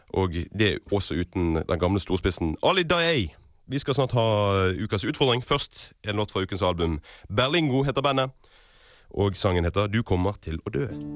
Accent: Norway; Som nordmenn som vi er

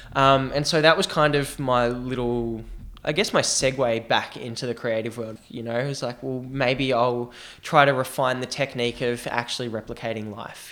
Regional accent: Australia; I'm Australian

